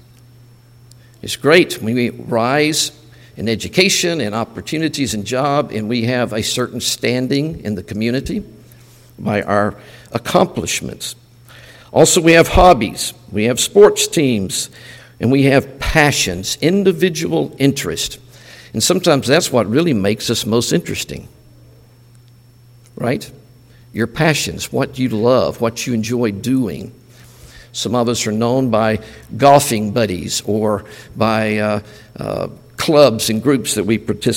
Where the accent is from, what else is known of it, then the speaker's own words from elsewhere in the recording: Mississippi, United States; we're from the States, and we're from Mississippi